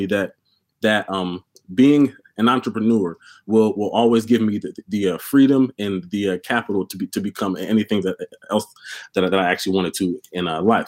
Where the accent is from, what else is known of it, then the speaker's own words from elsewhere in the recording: Mount Laurel, New Jersey, United States; I'm from Mount Laurel, New Jersey